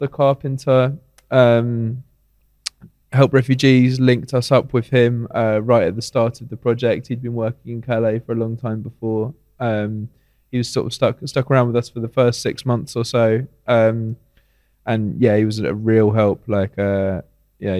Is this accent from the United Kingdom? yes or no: yes; United Kingdom; moved away as an adult; now in Athens, Greece; as a British person